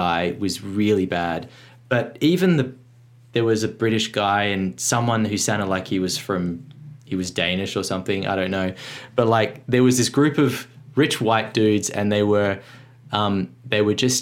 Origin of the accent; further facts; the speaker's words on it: Australia; as an Australian